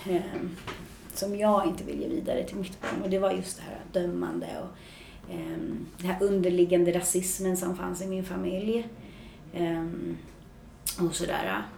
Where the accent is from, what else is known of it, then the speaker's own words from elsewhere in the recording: Märsta, Stockholm County, Sweden; jag kommer från Märsta, fem mil norr om Stockholm. Ehm, uppvuxen i en eh, bra familj på många sätt.